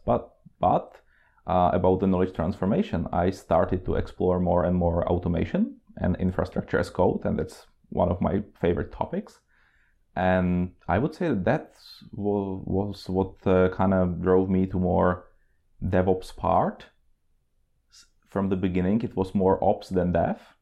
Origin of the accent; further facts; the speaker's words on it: Czechia; moved away as an adult; also born or lived in Oslo, Norway / Prague, Czech Republic; now in Norway; I'm originally from Czech Republic